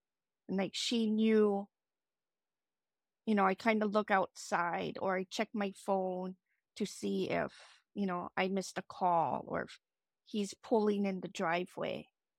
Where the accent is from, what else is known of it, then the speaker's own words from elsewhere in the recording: Maui, Hawaii, United States; I'm from Maui, Hawaii.